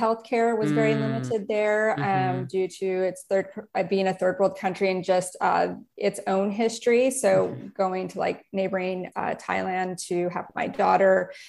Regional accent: United States; moved away; So for me, my home country is the United States, but I've lived in 6 different countries.

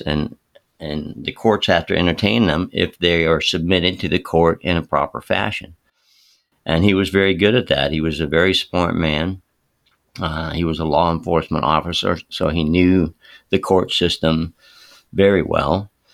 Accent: Palm Beach County, Florida, United States; I grew up in Palm Beach County in Florida

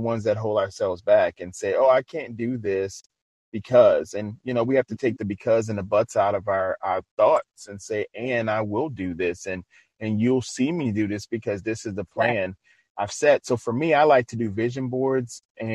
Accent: New Orleans, Louisiana, United States; I'm from Louisiana, so you know I know about eating. So, and I'm originally from New Orleans

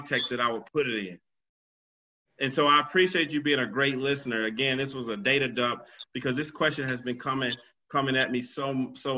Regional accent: South Carolina, United States; I'm from South Carolina

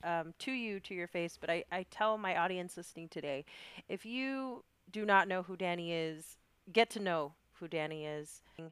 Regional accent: Chicago, Illinois, United States; because I come from Bronzeville and I'm like, yo, I don't even think they know where I live.

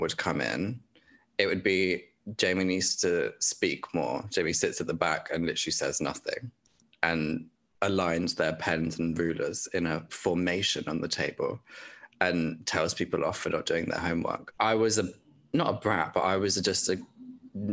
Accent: Dorset, South West England, United Kingdom; that was in Dorset. So that was in my hometown

